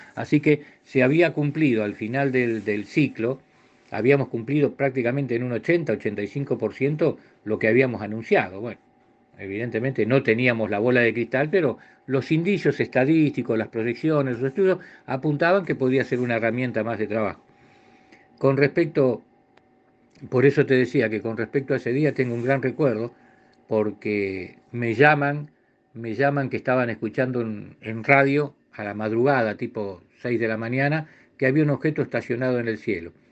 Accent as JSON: {"language": "Spanish", "country": "Argentina"}